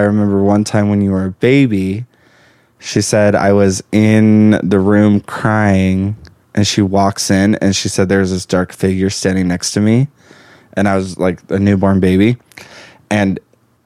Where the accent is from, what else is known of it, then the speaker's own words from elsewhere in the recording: El Paso, Texas, United States; moved away as an adult; also born or lived in Lubbock, Texas; now in Utah, United States; I'm from El Paso, Texas. Born and raised